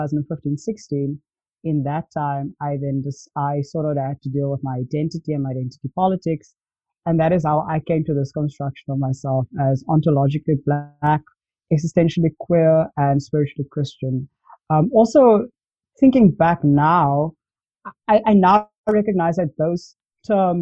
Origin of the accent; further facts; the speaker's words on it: Cape Town, Western Cape, South Africa; I grew up in Cape Town